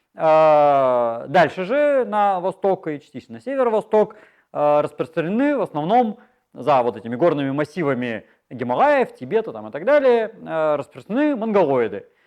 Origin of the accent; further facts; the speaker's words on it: Chita, Zabaykalsky Krai, Russia; moved away; мои родители из Европы приехали в Читу, а я из Читы уехал обратно